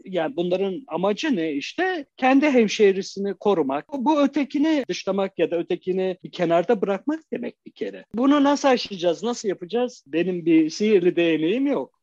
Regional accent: Şanlıurfa, Turkey; moved away; Urfa'da doğdum

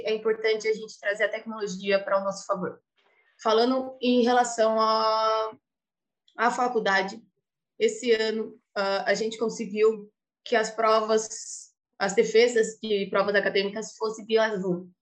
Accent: Brazil; also born or lived in Italy; now in Lisbon, Portugal; nós brasileiros

